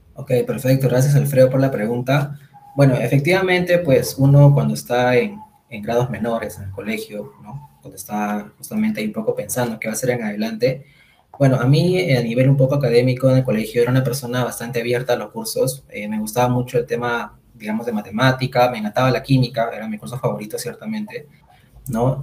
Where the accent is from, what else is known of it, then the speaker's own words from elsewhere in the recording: Lima, Peru; soy de Lima, Perú